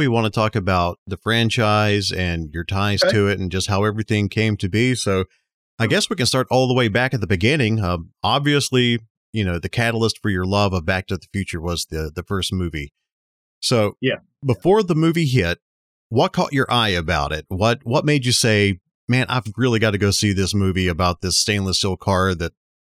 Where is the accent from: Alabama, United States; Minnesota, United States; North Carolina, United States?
Alabama, United States; we're from Alabama.